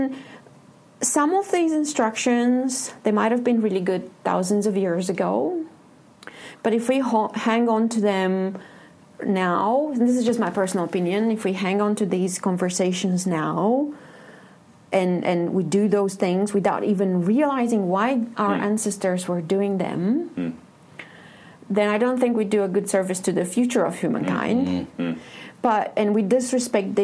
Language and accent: English; Romania; I'm from Romania